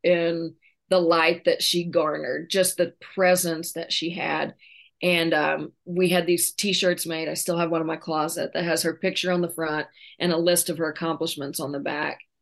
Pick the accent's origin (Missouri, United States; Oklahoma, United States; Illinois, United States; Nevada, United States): Oklahoma, United States; I'm born and raised in Oklahoma